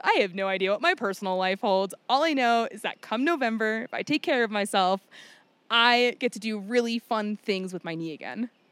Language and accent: English; Virginia, United States; moved away as an adult; I grew up in a very small town in Virginia